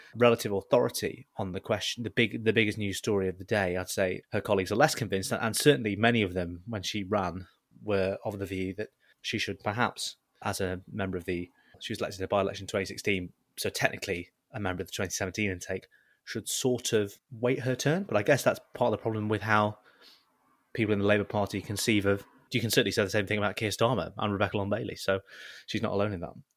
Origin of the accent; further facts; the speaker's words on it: Southport, North West England, United Kingdom; growing up in South Port